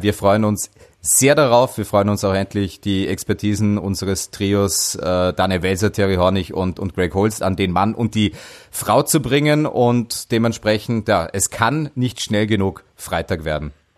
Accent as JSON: {"language": "German", "town": "Dornbirn", "region": "Vorarlberg", "country": "Austria", "tie": "born or raised there", "said": "in meine Heimat. Dornbirn"}